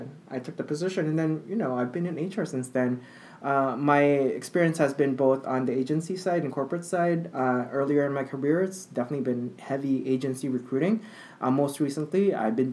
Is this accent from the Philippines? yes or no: yes; Philippines; moved away as an adult; now in United States; I grew up in the Philippines and moved to the U.S. after high school.